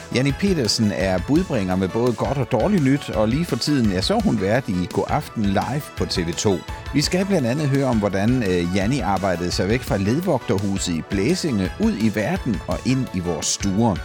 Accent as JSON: {"language": "Danish", "town": "Sønderborg", "region": "Southern Denmark", "country": "Denmark", "tie": "born or raised there", "also_born_or_lived": "Esbjerg / Kolding", "said": "jeg er jo fra Sønderborg, og mm. på nær et par afstikker til Esbjerg og Kolding, så har jeg boet der hele mit liv og bor der stadigvæk"}